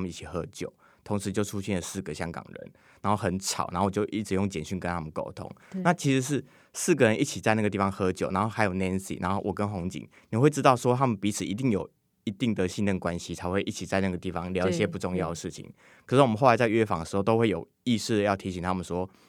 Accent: Taiwan; 就是连我们台湾人都会知道，

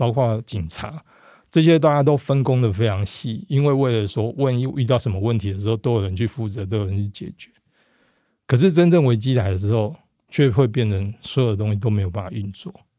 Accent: Japan; 可是为什么会在东京的地下，或者在我们日本人的意识里面，会做出这样的事情？

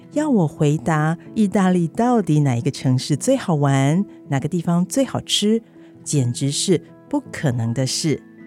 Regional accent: Taipei, Taiwan; also born or lived in Italy; now in Tainan, Taiwan; 台北，我出生的地方，也可以是台南，我四年前移居的城市

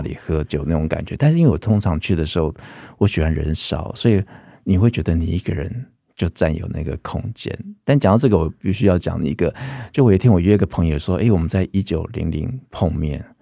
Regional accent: Taipei, Taiwan; moved away as an adult; now in Keelung, Taiwan; 我刚好小时候在那边出生，那我其实也很怀念那一代，因为我觉得小时候我们搬到剑潭

